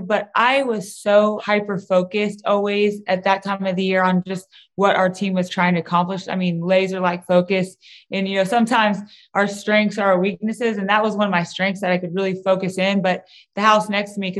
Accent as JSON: {"language": "English", "region": "Kansas", "country": "United States", "said": "I'm from Kansas"}